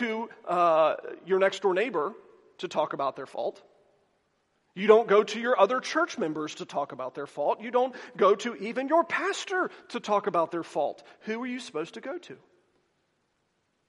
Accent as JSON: {"language": "English", "region": "the South", "country": "United States", "said": "I am from the South"}